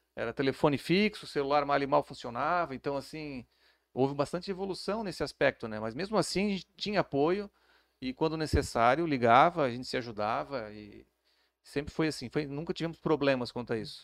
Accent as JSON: {"language": "Portuguese", "town": "Florianópolis", "region": "Santa Catarina", "country": "Brazil", "tie": "born or raised there", "said": "eu sou de Florianópolis, é, nascido e criado lá"}